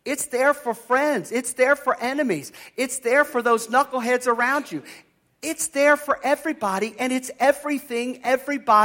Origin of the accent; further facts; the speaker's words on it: near the Chesapeake, Chesapeake Bay area, United States; I grew up near the Chesapeake